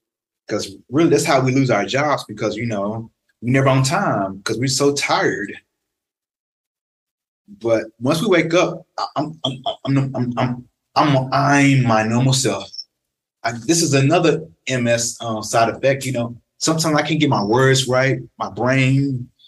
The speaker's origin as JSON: {"language": "English", "region": "Tennessee", "country": "United States", "moved": "as an adult", "lives_now": "Arizona, United States", "said": "friends back home in Memphis and Nashville"}